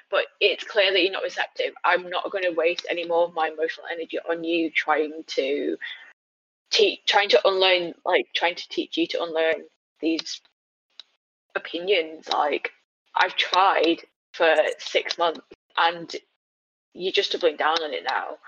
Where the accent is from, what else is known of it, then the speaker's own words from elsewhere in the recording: China; forgetting that I am Chinese. You know, like the first time I spoke to him, and I said I was from China.